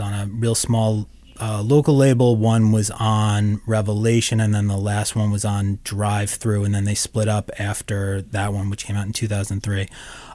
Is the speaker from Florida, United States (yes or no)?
no; Long Island, New York, United States; I grew up on Long Island